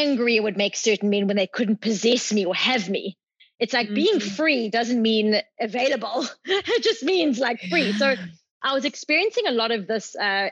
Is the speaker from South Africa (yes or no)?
yes; South Africa; moved away as an adult